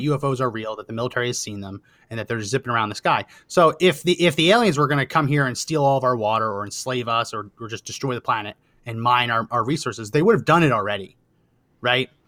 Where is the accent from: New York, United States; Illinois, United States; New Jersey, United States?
New Jersey, United States; growing up in New Jersey